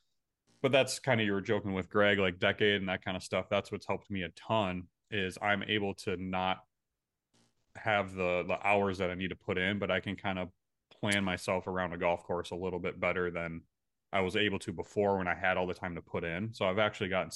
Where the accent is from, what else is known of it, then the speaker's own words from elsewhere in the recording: Ramsey, Minnesota, United States; I grew up in Ramsey, just a little bit northwest of Minneapolis